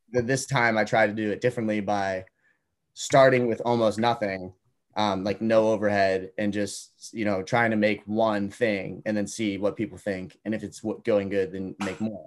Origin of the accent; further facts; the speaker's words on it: Duxbury, Massachusetts, United States; I grew up in Duxbury, Massachusetts, which is about an hour south